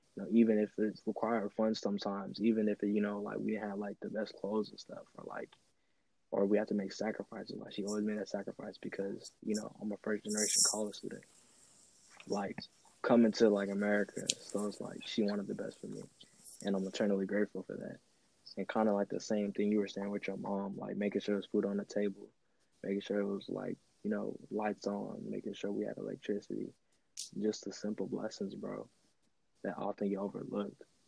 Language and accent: English; Houston, Texas, United States; also born or lived in St. Croix, U.S. Virgin Islands; me growing up in Houston, I'm used to diversity